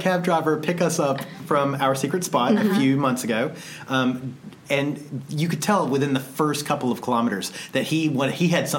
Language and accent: English; United States; we're from the States.